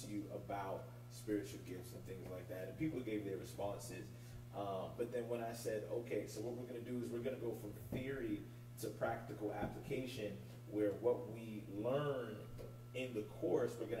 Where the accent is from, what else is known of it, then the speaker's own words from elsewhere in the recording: New York City, New York, United States; born and raised in Brooklyn.